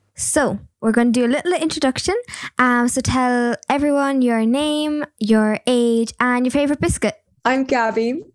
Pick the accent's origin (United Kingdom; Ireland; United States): Ireland; Cork, Munster; I'm from Cork